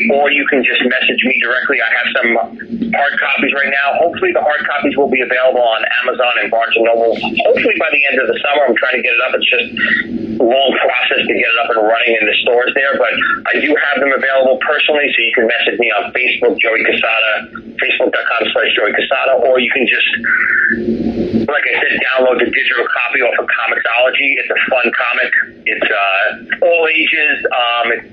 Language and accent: English; New York City, New York, United States; also born or lived in Manhattan, New York / Italy (grandparents); I grew up in Brooklyn originally, and then I lived in Manhattan from when I was about 15 till I was in my 30s